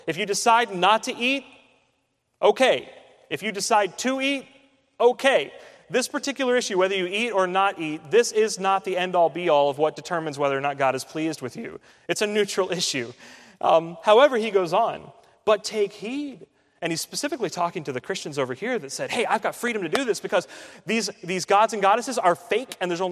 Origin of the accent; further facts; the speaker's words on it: United States; growing up in the United States